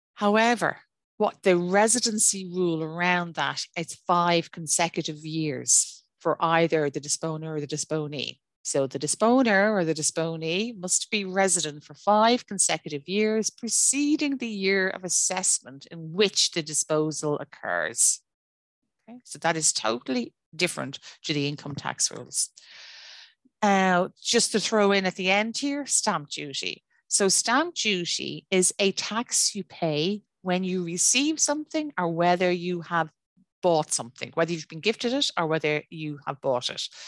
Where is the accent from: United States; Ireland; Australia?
Ireland; I am Irish domicile, I'm Irish resident, I'm Irish ordinary resident